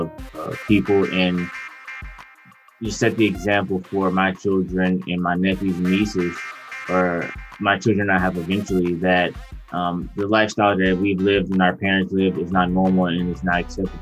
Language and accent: English; Detroit, Michigan, United States; Yeah, so I grew up in Detroit. I'm from Detroit and been there since pretty much the age of like 17 or 18.